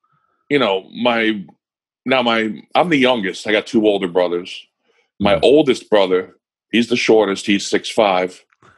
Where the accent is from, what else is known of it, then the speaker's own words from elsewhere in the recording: Long Island, New York, United States; now in Pennsylvania, United States; I'm from Long Island